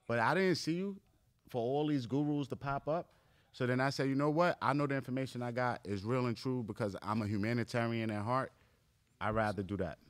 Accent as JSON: {"language": "English", "town": "New York City", "region": "New York", "country": "United States", "tie": "born or raised there", "said": "me growing up in Far Rockaway, Queens, in New York"}